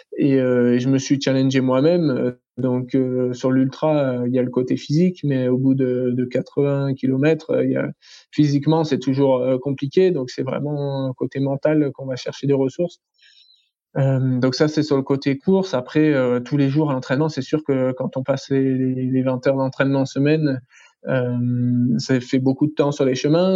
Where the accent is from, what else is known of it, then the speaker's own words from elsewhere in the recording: France; je suis français